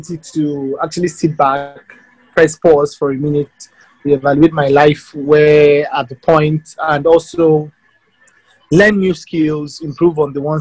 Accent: Ogun State, Nigeria; I'm from Ogun State

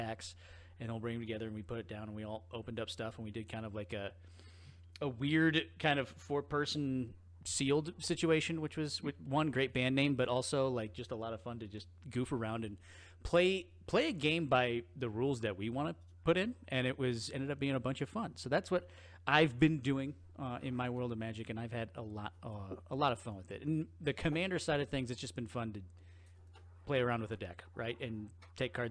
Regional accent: United States; I am an American.

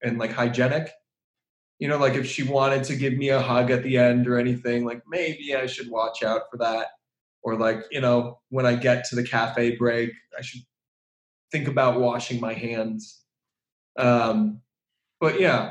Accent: Boston, Massachusetts, United States; now in Prague, Czech Republic; I was born in Boston and I'm now living in Prague in the Czech Republic.

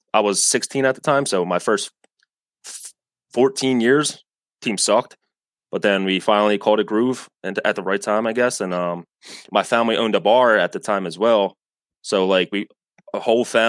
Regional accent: Philadelphia, Pennsylvania, United States; I'm born and raised in Philly

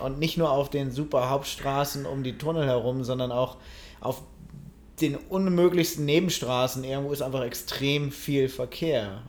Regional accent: Germany; now in United States; ich als Deutsche

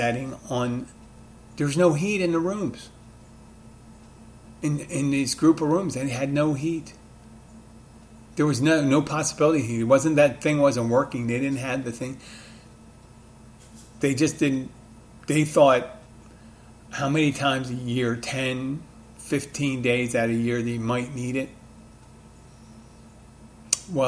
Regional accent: Philadelphia, Pennsylvania, United States; now in Key Largo, United States; my hometown of Philadelphia, my adopted town of Key Largo

